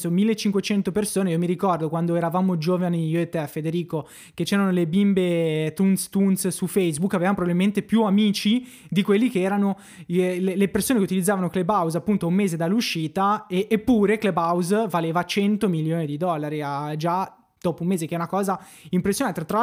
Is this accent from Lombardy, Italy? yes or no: yes; Brianza, Lombardy, Italy; Io sono Brianzoli, sì.